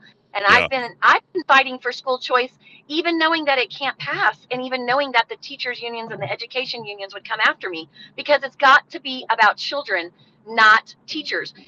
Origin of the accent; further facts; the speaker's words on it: Truth or Consequences, New Mexico, United States; I grew up in Truth or Consequences